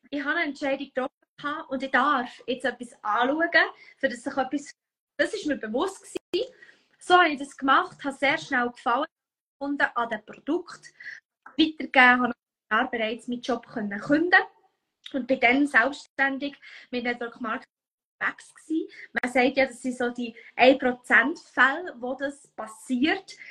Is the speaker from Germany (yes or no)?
no; Bern, Switzerland; Wie du vielleicht hörst, ich komme aus dem Kanton Bern.